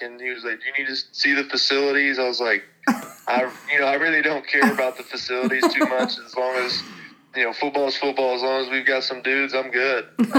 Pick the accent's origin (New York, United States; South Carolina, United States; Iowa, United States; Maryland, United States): South Carolina, United States; And one of them happened to be University of South Carolina, you know, my home state.